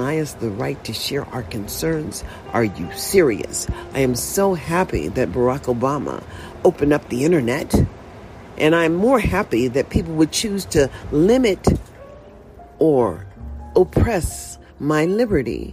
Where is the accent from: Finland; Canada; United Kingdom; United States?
United States; I was born in a USA. And I'm just an American